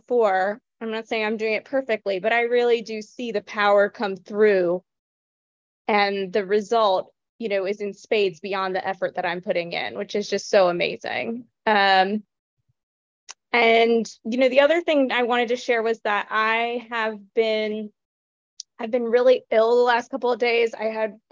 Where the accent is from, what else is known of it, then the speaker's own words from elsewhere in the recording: the Bible Belt, United States; I grew up in the Bible Belt going to church like 6 days a week for hours for 18 years